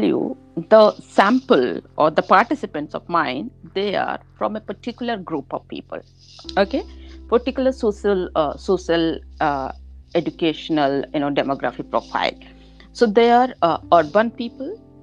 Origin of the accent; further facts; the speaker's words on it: India; I am from India